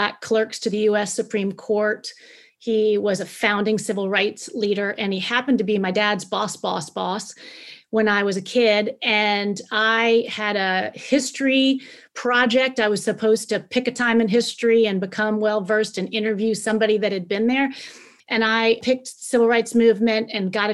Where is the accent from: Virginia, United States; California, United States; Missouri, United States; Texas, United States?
Virginia, United States; Northern; I grew up in the northern part of Virginia.